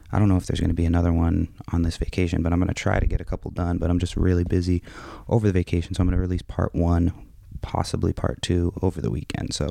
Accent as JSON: {"language": "English", "region": "Massachusetts", "country": "United States", "tie": "born or raised there", "also_born_or_lived": "San Francisco, California", "moved": "yes", "said": "I was born in San Francisco, but raised yeah. in Massachusetts."}